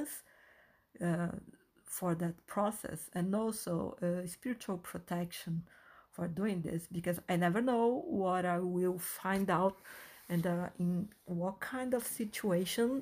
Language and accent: English; Brazil; first language Portuguese; English is a second language; I am half Brazilian, half Chinese, and I was born and raised in Brazil. So Portuguese is my first language.